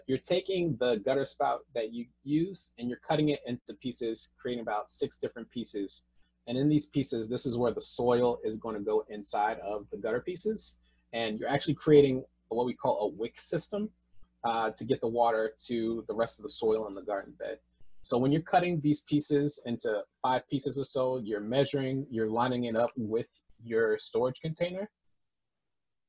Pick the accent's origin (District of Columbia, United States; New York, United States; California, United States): District of Columbia, United States; Washington; also born or lived in Boston; When I came back from Boston back to the DC area where I'm from